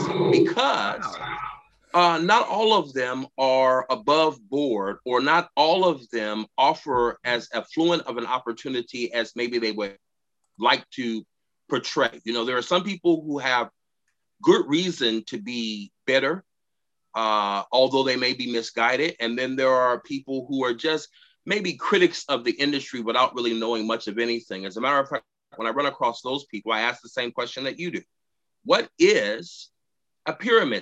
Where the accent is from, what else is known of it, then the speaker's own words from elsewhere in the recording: Houston, Texas, United States; moved away as an adult; now in Tacoma, United States; growing up in Houston, Texas